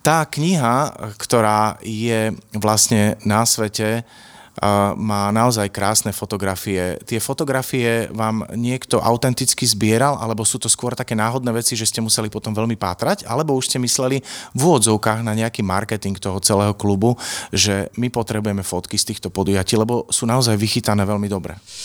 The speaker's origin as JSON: {"language": "Slovak", "town": "Košice", "region": "Košice Region", "country": "Slovakia", "said": "ja som Košičan a tých ľudí mnohých poznám"}